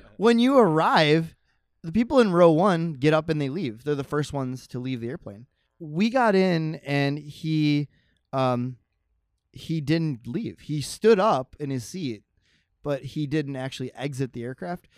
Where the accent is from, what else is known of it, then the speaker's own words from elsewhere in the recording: Buffalo, New York, United States; I'm from Buffalo